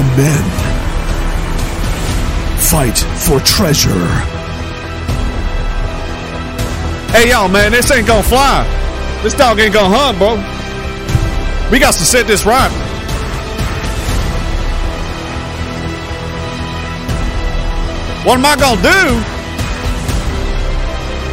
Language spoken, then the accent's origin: English; Canada; I'm from Canada